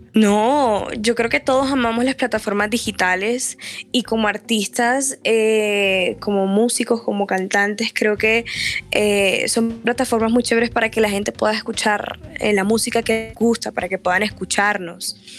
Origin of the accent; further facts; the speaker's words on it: Barranquilla, Atlántico, Colombia; first language Spanish; Soy súper costeña, amo de, de, donde vengo, lo que soy, colombiana, barranquillera